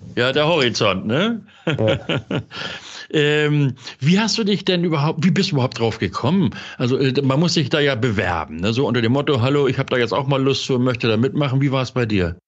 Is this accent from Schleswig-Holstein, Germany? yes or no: no; Hamburg, Germany; in meiner Geburtsstadt Hamburg